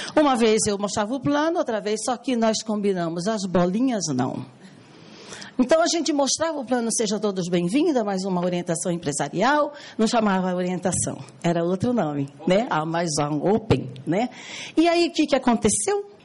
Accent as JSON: {"language": "Portuguese", "town": "Cuiabá", "region": "Mato Grosso", "country": "Brazil", "said": "eu sou cuiabana"}